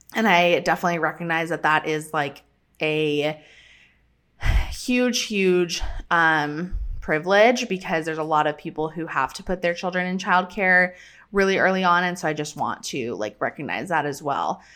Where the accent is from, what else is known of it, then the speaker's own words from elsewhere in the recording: Colorado, United States; moved away; we are headed to Colorado, back to my hometown